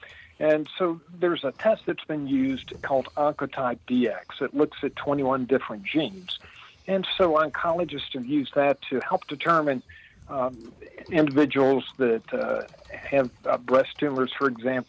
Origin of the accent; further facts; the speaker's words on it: Midway, Kentucky, United States; Well, I live in the town I grew up in, believe it or not. I'm 66 years old, and I've been in Midway, Kentucky, Central Kentucky, horse country, for 66 years.